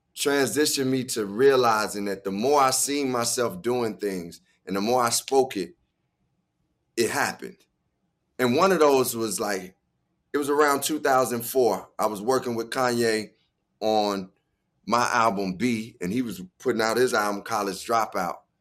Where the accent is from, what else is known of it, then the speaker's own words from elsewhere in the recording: Chicago, Illinois, United States; growing up in Chicago